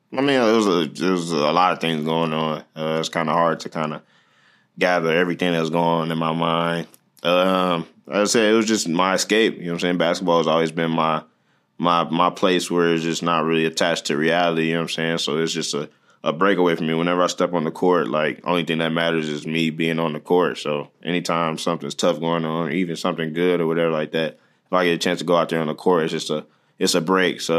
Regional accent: Detroit, Michigan, United States; I, like I said, I feel like if you're from there, you understand that's kind of the best city in the world.

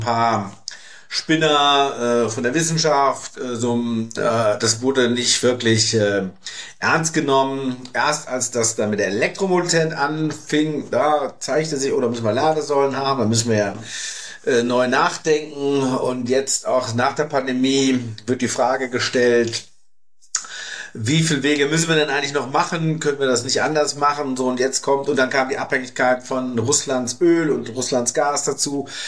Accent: Germany; bei uns in Deutschland

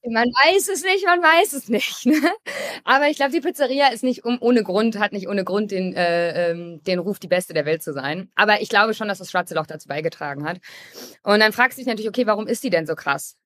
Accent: Hamburg, Germany; ich komme auch aus Hamburg und war früher Kapitänin im Hamburger Hafen.

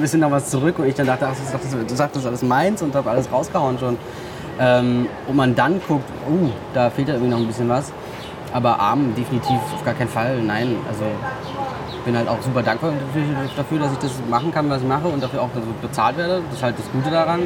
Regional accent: Berlin, Germany; in Stegels, wo ich aufgewachsen bin

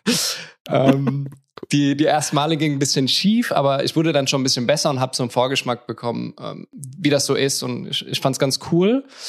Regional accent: Mannheim, Baden-Württemberg, Germany; moved away as an adult; now in Lisbon, Portugal; ich komme ursprünglich aus Mannheim, bin mittlerweile nach Lissabon gezogen

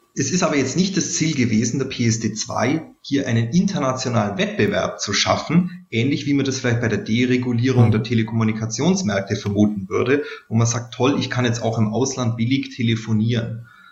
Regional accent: Bavarian Swabia, Germany; man hört es vielleicht, ich bin aus Bayerisch Schwaben

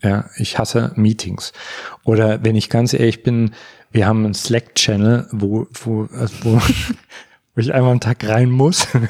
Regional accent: Görlitz, Saxony, Germany; moved away; also born or lived in Berlin; auf eine Familienfeier gehe in Görlitz, da wo ich herkomme

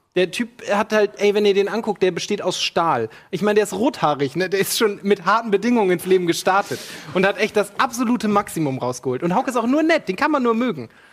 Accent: Ocholt, Lower Saxony, Germany; moved away; aus meiner Heimat bin ich jetzt gleich von Ocholt ausgegangen

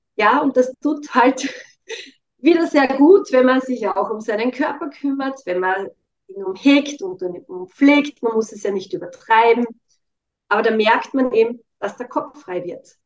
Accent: Styria, Austria; Ich komme ja aus der Steiermark

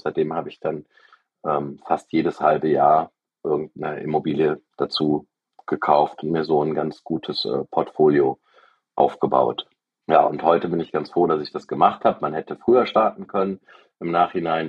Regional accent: Aachen, North Rhine-Westphalia, Germany; Ich bin äh, 1978 in Aachen geboren

